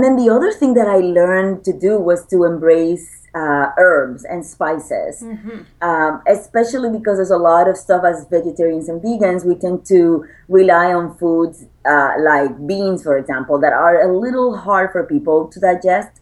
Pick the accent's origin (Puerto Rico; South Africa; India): Puerto Rico; I'm an island girl. I was born and raised in Puerto Rico.